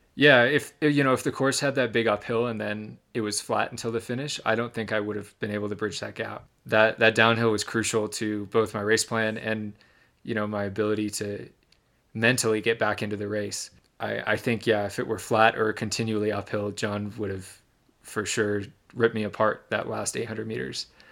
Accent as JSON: {"language": "English", "region": "Michigan", "country": "United States", "tie": "born or raised there", "said": "the town I grew up in Michigan"}